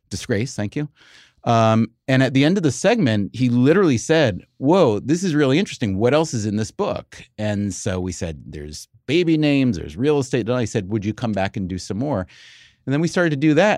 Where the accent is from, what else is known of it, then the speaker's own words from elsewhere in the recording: New York, United States; we're from New York